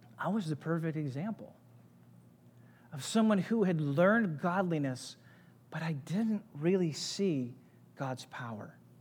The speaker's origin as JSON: {"language": "English", "town": "St. Louis", "region": "Missouri", "country": "United States", "tie": "born or raised there", "said": "I grew up in Saint Louis, had great parents who loved Jesus"}